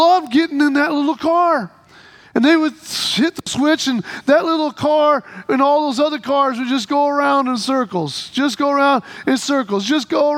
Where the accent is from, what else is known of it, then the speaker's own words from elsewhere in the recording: Midwest, United States; The little community we lived in where I was born in the Midwest had a little kiddie land in the park nearby, and that kiddie land had been there since I was a little kid